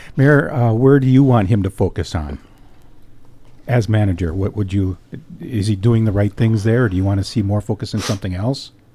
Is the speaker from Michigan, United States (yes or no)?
yes; Escanaba, Michigan, United States; Michigan's Upper Peninsula is my home and Escanaba is my hometown.